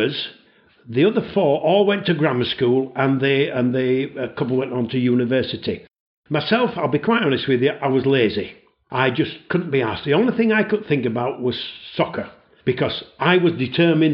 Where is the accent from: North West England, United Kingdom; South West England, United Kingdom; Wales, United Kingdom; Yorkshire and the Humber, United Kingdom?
Yorkshire and the Humber, United Kingdom; Leeds; moved away as an adult; I originate from Yorkshire, just outside Leeds, and that's where I was born